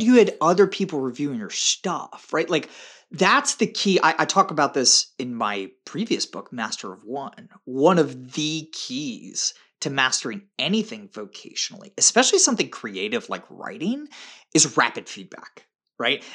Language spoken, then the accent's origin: English; Tampa, Florida, United States; my hometown of Tampa